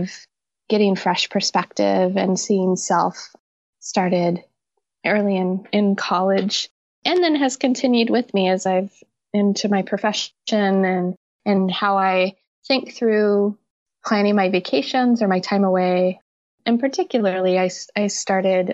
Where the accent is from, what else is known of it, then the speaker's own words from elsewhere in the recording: Central Washington, United States; I grew up in Central Washington